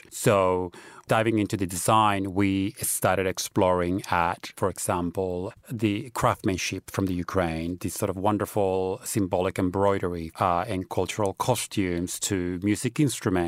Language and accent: English; Australia; moved away; I grew up in Australia where it's always been a big cultural celebration